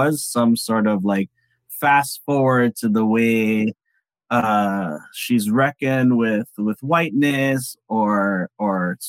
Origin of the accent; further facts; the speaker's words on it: United States; as a Filipino that grew up in the U.S., I grew up in the predominantly POC schools and neighborhood